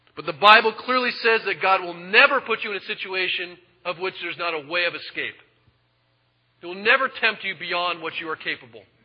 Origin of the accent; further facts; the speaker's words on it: United States; I'm an American